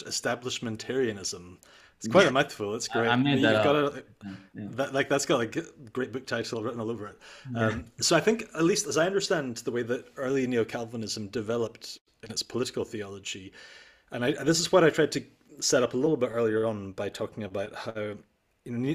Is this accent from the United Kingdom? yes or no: yes; Scotland, United Kingdom; moved away as an adult; also born or lived in Netherlands; I came from Scotland, which has this establishment tradition